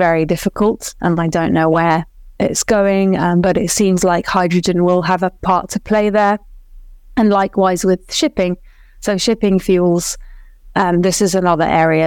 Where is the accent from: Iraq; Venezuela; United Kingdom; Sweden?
Iraq; moved away; I'm from Iraq originally